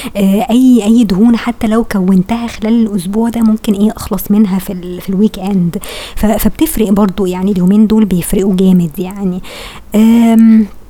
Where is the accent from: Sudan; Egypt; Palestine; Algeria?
Egypt; احنا فعلا تفكيرنا كمصريين